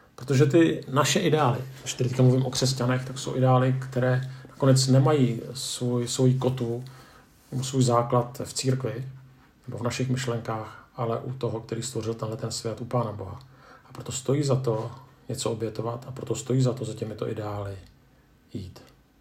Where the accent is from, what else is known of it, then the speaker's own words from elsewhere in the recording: Czechia; Jako Češi